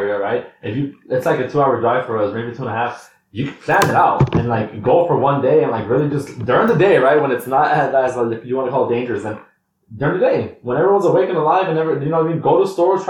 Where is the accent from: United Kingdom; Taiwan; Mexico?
Mexico; Michoacán; moved away; I'm from Michoacán.